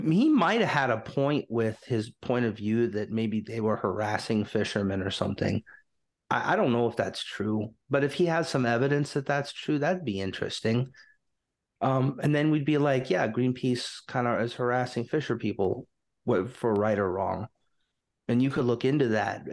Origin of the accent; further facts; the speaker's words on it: United States; I was American.